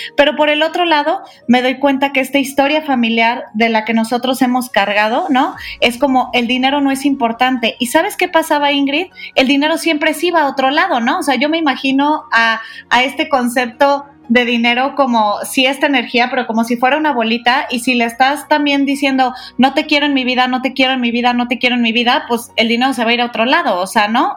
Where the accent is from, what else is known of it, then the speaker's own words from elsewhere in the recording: Guadalajara, Jalisco, Mexico; yo que soy de Guadalajara